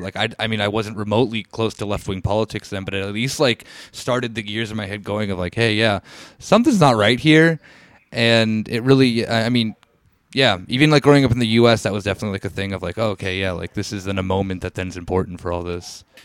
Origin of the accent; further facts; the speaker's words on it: United States; born and bred in the United States